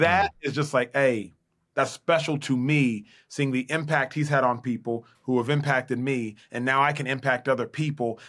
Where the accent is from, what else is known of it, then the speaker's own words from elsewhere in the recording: Dallas, Texas, United States; born and raised in Dallas, Texas